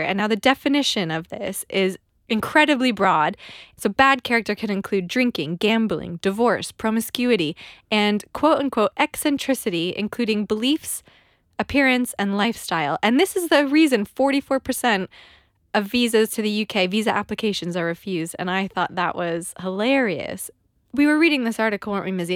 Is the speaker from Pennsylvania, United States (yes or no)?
no; California, United States; moved away as an adult; now in London, United Kingdom; we immigrated to London. I'm from California